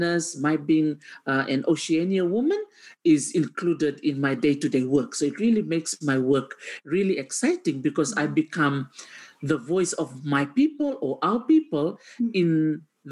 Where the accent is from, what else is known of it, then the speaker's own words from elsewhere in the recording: Suva, Central Division, Fiji; I was the only one that was born and raised in Suva, the capital of Fiji.